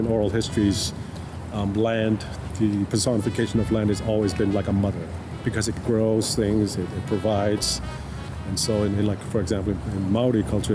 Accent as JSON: {"language": "English", "country": "Tonga", "moved": "yes", "lives_now": "United States", "said": "I'm Tongan, but I'm also like, I'm Tongan from Tonga. Like, America is home now"}